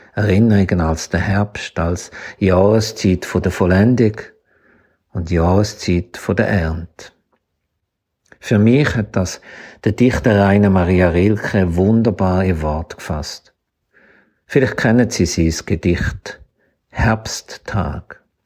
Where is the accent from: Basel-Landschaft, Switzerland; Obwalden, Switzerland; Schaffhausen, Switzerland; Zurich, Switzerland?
Zurich, Switzerland; Zürcher Weinland, Stammertal; Ich bin nämlich aufgewachsen im Zürcher Wieland, im Stammertal